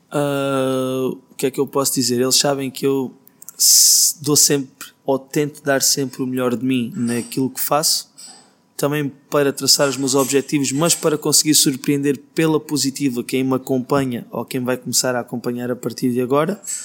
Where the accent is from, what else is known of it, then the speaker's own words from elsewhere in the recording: Beja, Alentejo, Portugal; moved away as an adult; also born or lived in Brazil; now in Lisbon, Portugal; Nasci em Beja, depois morei no Brasil, voltei para Beja.